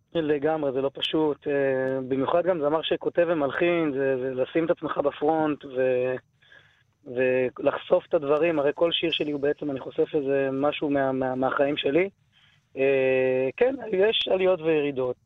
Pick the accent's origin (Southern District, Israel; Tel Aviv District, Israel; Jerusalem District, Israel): Jerusalem District, Israel; Jerusalem; כן, גדלתי בירושלים, נולדתי בירושלים